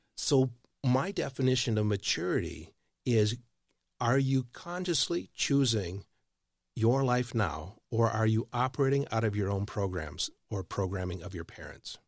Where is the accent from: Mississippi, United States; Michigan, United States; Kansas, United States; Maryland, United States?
Michigan, United States; now in Texas, United States; I live in Texas. I'm not a Texan. I grew up in Michigan.